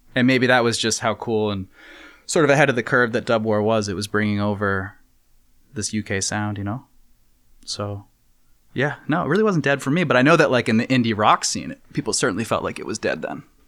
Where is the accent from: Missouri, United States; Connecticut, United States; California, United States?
Connecticut, United States; New Haven; now in New York, United States; growing up in New Haven